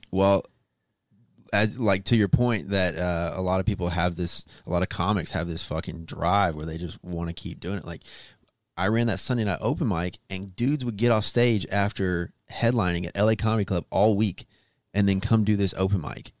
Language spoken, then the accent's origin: English; Arkansas, United States; moved away; also born or lived in Las Vegas; I'm from Arkansas originally